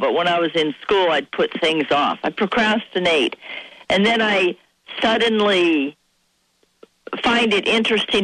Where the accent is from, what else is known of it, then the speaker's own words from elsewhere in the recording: Seattle, Washington, United States; I was born in Seattle